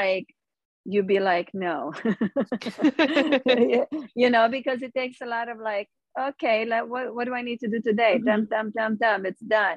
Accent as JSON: {"language": "English", "country": "Romania", "tie": "born or raised there", "moved": "as an adult", "lives_now": "United States", "said": "I'm from Romania and I grew up with nothing."}